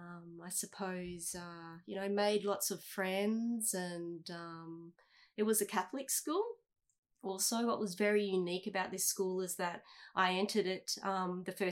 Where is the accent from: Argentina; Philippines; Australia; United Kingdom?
Australia; Coolum Beach, Queensland; I grew up in Coolum, actually, not far from here, Coolum Beach. That was for the first 12 years